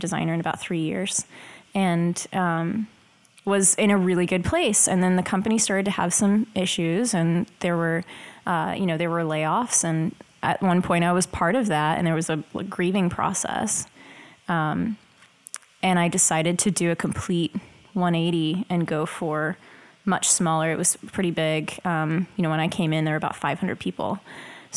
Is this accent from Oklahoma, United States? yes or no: yes; Oklahoma, United States; moved away as an adult; now in Dallas, United States; I'm originally from Oklahoma, so I was going